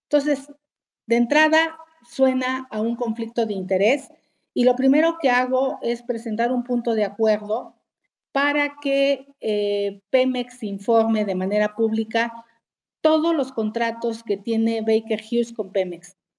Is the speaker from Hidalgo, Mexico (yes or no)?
yes; Hidalgo, Mexico; now in Mexico City, Mexico; Nací en Hidalgo